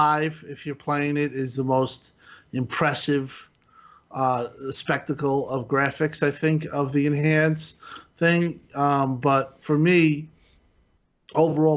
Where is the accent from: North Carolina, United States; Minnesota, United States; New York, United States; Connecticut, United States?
New York, United States; accent: New York; my New York accent